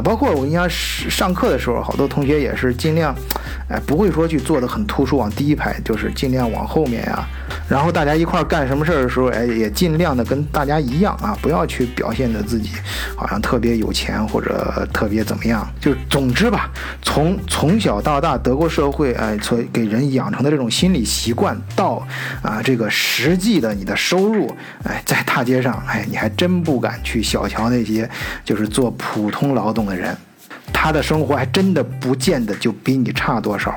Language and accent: Chinese; China; now in Germany; 我们中国人自己的圈子里面